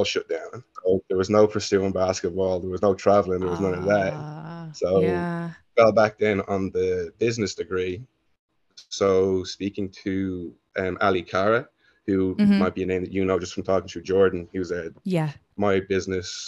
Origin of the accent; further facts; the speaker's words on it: Dunboyne, Leinster, Ireland; moved away as an adult; also born or lived in Dublin / Florida / Italy / New Jersey; I was born in Dublin, spent 4 or 5 years there, and then moved out to Dunboyne, which is actually in County Meath